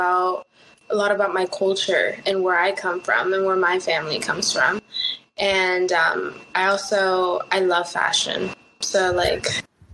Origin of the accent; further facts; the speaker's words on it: Los Angeles, California, United States; first language Spanish; English is a second language; I grew up speaking Spanish with my family, but now I'm living out here in Los Angeles